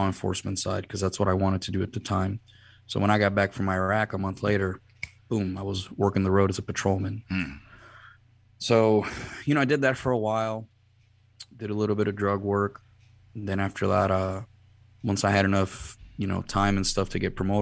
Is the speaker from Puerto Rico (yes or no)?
yes; Puerto Rico; moved away as an adult; I'm originally from Puerto Rico. I was born, raised, and educated there.